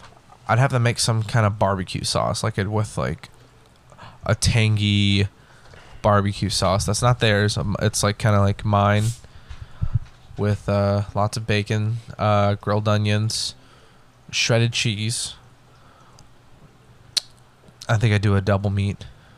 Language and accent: English; Texas, United States; I'm Texan.